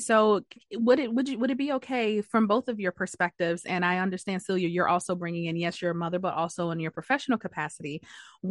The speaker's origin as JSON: {"language": "English", "town": "Detroit", "region": "Michigan", "country": "United States", "said": "I'm from Detroit"}